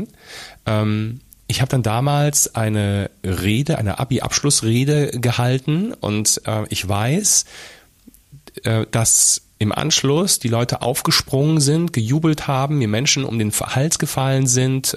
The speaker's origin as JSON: {"language": "German", "town": "Fulda", "region": "Hesse", "country": "Germany", "tie": "born or raised there", "also_born_or_lived": "Rhineland", "said": "dass wir tatsächlich vom Rheinland ähm, nach Fulda umgezogen sind. Ähm, glaub, ja. kurz, kurz vor Beginn der Grundschule für mich"}